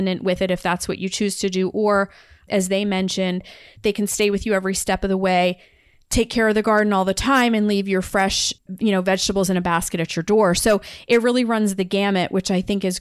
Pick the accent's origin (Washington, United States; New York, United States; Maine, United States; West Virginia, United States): Maine, United States; because I grew up in Maine